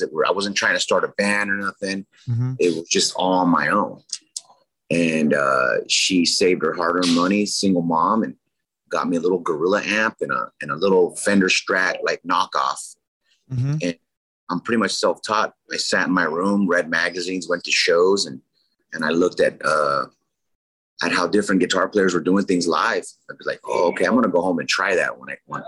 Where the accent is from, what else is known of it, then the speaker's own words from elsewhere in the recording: San Diego, California, United States; I grew up in South San Diego. Logan Heights, Chula Vista, National City